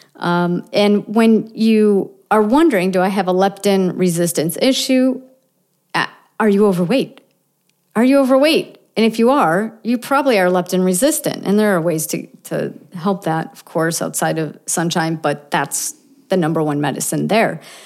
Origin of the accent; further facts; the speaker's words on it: Buffalo, New York, United States; I'm from Buffalo, right? Buffalo, New York.